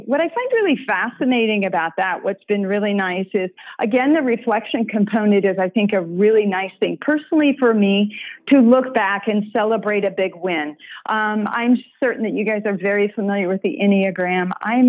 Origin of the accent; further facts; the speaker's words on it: Iowa, United States; I'm from Iowa.